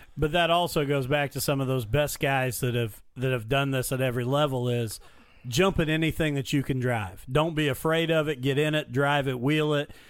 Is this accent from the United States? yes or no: yes; Mitchell, Indiana, United States; my hometown in Mitchell